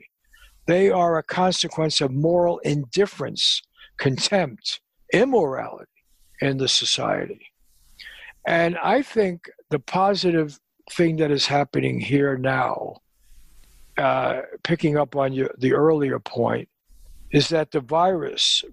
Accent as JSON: {"language": "English", "town": "New York City", "region": "New York", "country": "United States", "tie": "born or raised there", "said": "a guy I grew up with in the Bronx"}